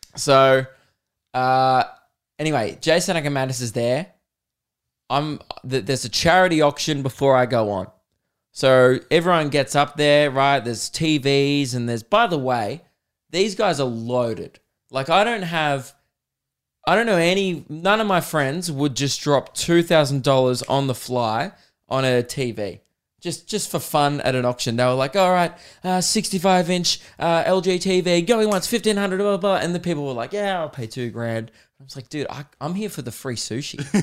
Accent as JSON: {"language": "English", "town": "Melbourne", "region": "Victoria", "country": "Australia", "said": "I'm from Melbourne"}